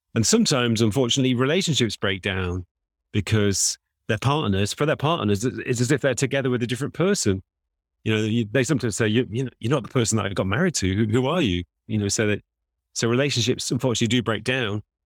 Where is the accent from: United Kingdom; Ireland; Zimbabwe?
United Kingdom; England; I'm also an Englishman